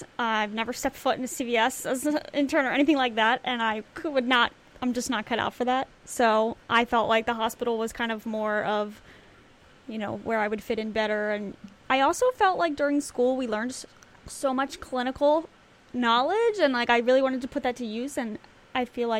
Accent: Philadelphia, Pennsylvania, United States; also born or lived in Pittsburgh; I am originally from the Philadelphia area, suburbs

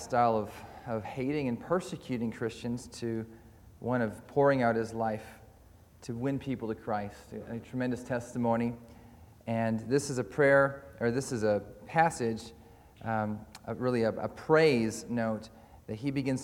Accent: Canada; moved away as an adult; also born or lived in Caldercruix, Scotland; now in Scotland, United Kingdom; I'm from Calder Crooks, but also from Canada. Before that, I was a pastor there, and then we came over here to study and to serve.

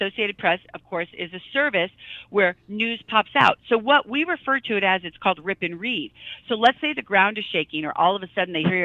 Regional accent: Midwest, United States; I'm from the Midwest

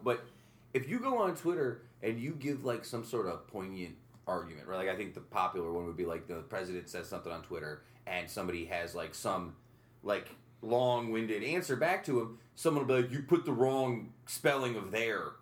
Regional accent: upstate New York, United States; growing up upstate New York

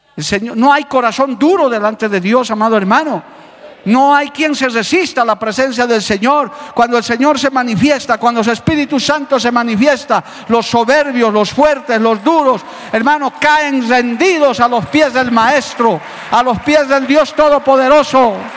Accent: Bolivia; como boliviano

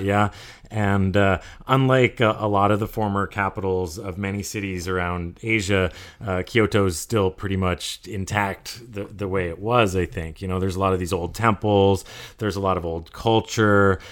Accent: Vermont, United States; also born or lived in California; now in Bangkok, Thailand; Even though I grew up in Vermont and skied five days a week as a kid

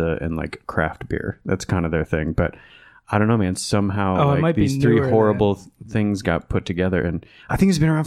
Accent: Northern Michigan, United States; I grew up in Northern Michigan

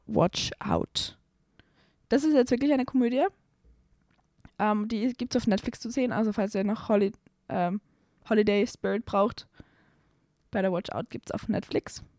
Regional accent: Salzburg, Austria; ich komme aus Salzburg, in meiner Heimatstadt Salzburg

